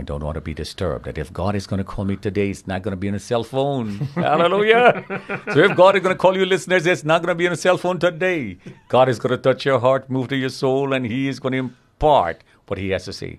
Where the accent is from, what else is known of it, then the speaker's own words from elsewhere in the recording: Guyana; moved away as an adult; now in New York City, United States; So I was born in British Guiana, South America, topmost part. The British colonized that part, and we became an English-speaking country. And when I was about mid-20s, I came to America. America became home, and I never went back to Guyana.